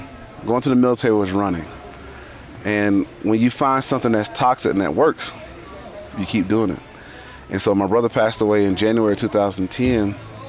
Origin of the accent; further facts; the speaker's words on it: Monroe, Louisiana, United States; moved away as an adult; also born or lived in Virginia; I'm from Monroe, Louisiana. Sometimes people say, hey, where's that from? You know, sounds familiar. Well, across the river is Duck Dynasty. Okay. So that's where I grew up.